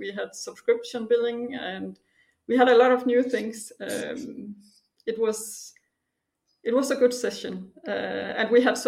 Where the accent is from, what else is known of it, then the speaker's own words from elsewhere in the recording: Denmark; moved away as an adult; now in Munich, Germany; I'm originally from Denmark. I live and work in Germany right now in Munich